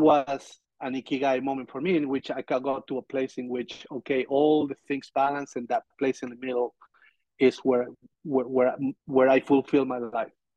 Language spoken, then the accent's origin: English; Argentina; moved away; I'm from Argentina.